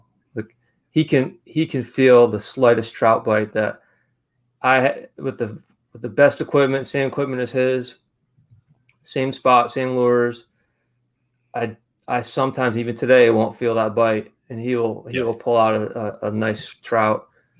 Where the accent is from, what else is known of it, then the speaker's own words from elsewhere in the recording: New York, United States; It's hard to lose it. But anyway, I grew up on the Finger Lakes.